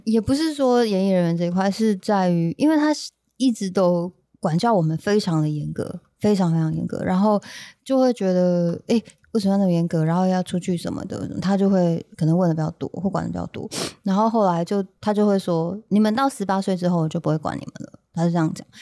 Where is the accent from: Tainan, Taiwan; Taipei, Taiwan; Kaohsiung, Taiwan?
Kaohsiung, Taiwan; also born or lived in Taitung; 因为我们以前小时候算是在高雄长大这样